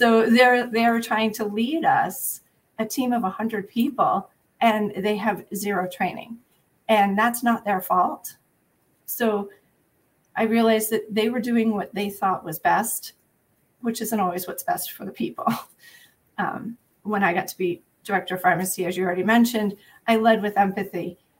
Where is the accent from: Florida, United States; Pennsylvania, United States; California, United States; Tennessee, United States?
Pennsylvania, United States; also born or lived in New Hampshire; So I grew up outside Philadelphia.